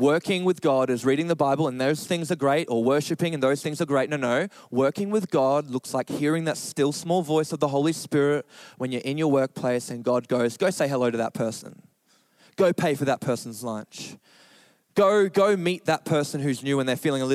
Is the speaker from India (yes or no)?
no; Australia; we're Australian